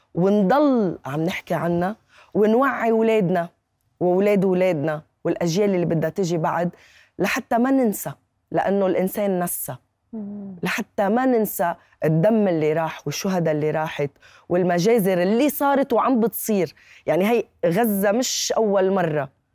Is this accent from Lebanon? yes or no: yes; Lebanon; also born or lived in Irbid, Jordan; انا والدتي اردنيه و... وانغرمت بابوي بلبنان